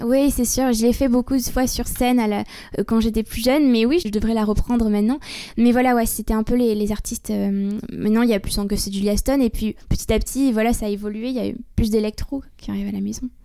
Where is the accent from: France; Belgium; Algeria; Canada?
France; Bordeaux, Nouvelle-Aquitaine; je suis originaire de Bordeaux